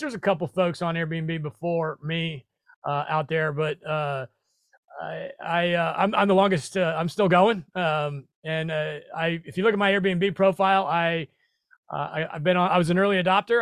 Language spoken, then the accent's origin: English; Nebraska, United States; also born or lived in New York City; now in Tennessee, United States; I moved to Tennessee from New York City, uh, by way of originally, uh, the Midwest, Nebraska, go Big Red